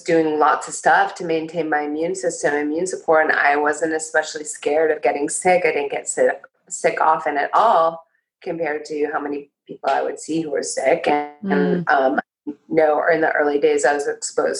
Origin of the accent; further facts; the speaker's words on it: Los Angeles, California, United States; moved away as an adult; also born or lived in Port Townsend, Washington / Bay Area, California; I came back to Venice, which is my hometown.